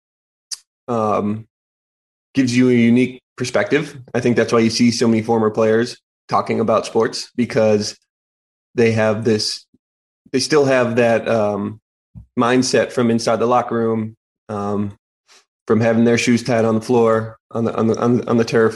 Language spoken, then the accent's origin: English; Wisconsin, United States; my home state team